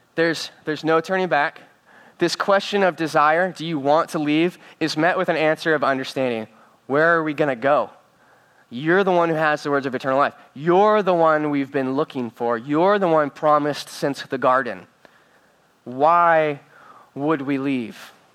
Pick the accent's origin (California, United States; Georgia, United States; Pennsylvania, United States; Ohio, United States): California, United States; Northern; I'm from Northern California